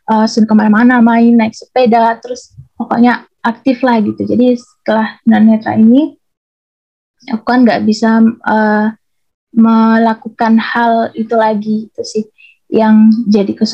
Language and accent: Indonesian; Denpasar, Bali, Indonesia; aku berasal dari Bali dan lahir di Bali, tepatnya di Kota Denpasar.